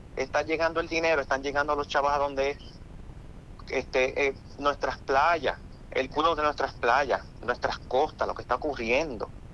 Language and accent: Spanish; Puerto Rico; como puertorriqueño que tiene derecho al voto